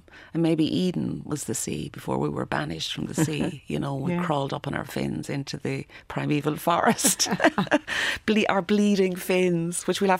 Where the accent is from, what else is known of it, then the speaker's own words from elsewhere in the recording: Leinster, Ireland; So yeah, Offaly, but I was brought up in Offaly. So Offaly does have, you know, I spent 17 years there, but not, I never really felt I was from Offaly, if that makes sense.